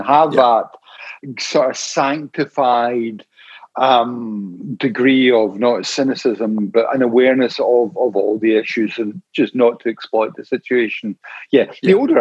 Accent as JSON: {"language": "English", "region": "Scotland", "country": "United Kingdom", "said": "when I cross the border into Scotland, I always think, oh, you know, I'm home again"}